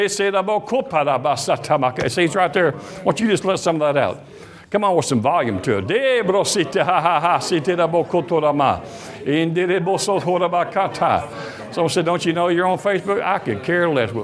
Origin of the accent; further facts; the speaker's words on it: Detroit, Michigan, United States; I was born in Wayne County in Detroit, Michigan on January 9, 1962